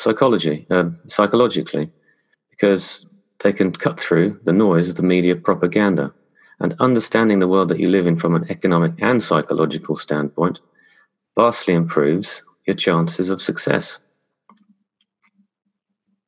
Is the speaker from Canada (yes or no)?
no; England, United Kingdom; moved away as an adult; also born or lived in London / Paris / Madrid / Dubai; I was born and raised in England